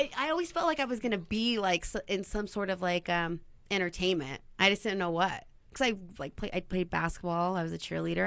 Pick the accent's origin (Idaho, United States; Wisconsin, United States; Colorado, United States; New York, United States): Idaho, United States; Burley; also born or lived in Twin Falls, Idaho; I was born and raised in Burley, Idaho.